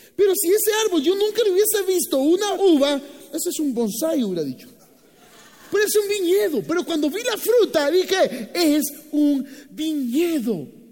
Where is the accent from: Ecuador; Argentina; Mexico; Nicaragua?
Nicaragua; Boaco; now in Guatemala; Así que nosotros nacimos en Buaco, que es uno de los departamentos de Nicaragua